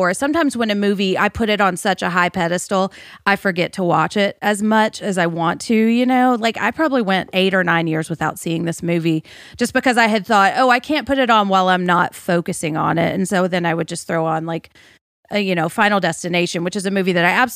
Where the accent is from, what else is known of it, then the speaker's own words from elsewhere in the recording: Nashville, Tennessee, United States; growing up in Nashville